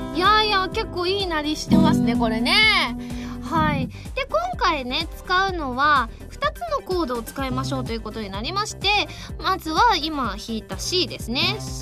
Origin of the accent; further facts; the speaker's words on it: Osaka, Japan; あのうちはあの大阪なので